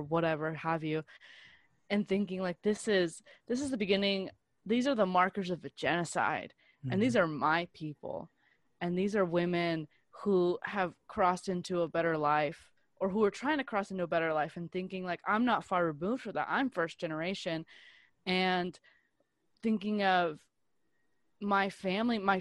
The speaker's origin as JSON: {"language": "English", "country": "United States", "tie": "born or raised there", "said": "I'm American because I'm born here"}